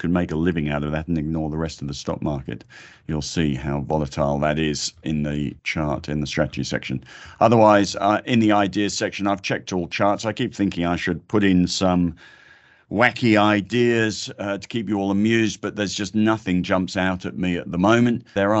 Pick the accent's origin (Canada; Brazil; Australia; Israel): Australia; It's the most wonderful thing about being Australian. Everybody's got two soccer teams.